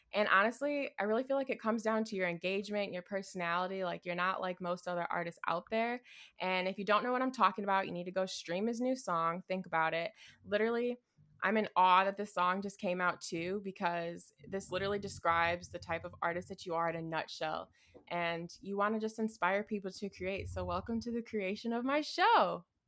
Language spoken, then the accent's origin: English; Midwest, United States; I'm from the Midwest